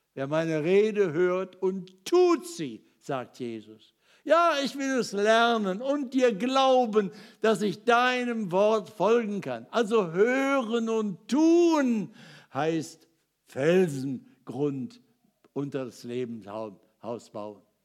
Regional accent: Ruhr area, North Rhine-Westphalia, Germany; ich bin ja in Trümmern aufgewachsen. Im Ruhrgebiet, Krieg geboren

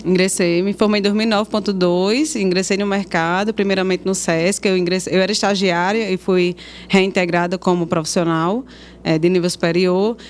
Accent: Currais Novos, Rio Grande do Norte, Brazil; born or raised there

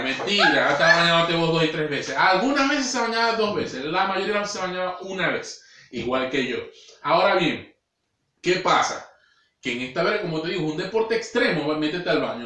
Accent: Maracaibo, Zulia, Venezuela; moved away; hablando de mi tierra

